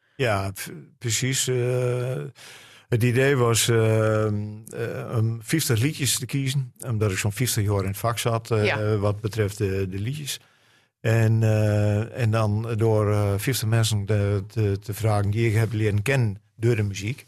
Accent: Grolloo, Drenthe, Netherlands; accent: Drents; first language Drents; Dutch is a second language; Drents. Uh, het is mijn moedertaal. Het is een, een taal die mij verbindt met alles wat hier in Drenthe is

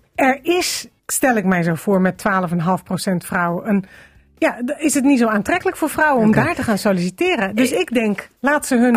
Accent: Amsterdam, North Holland, Netherlands; ik kom uit Amsterdam

